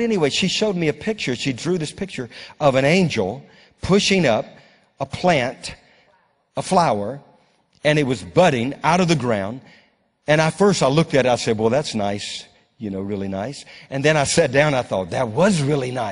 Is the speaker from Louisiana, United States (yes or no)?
yes; Louisiana, United States; now in Moravian Falls, United States; I was brought up in Louisiana.